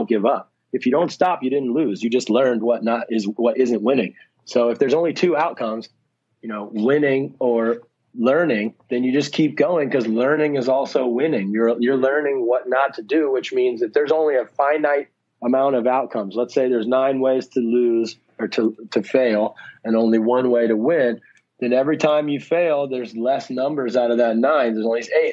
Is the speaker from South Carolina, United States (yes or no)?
no; Ohio, United States; moved away; also born or lived in Dubai / San Francisco; I'm originally from Ohio, but I moved out of the country a long time ago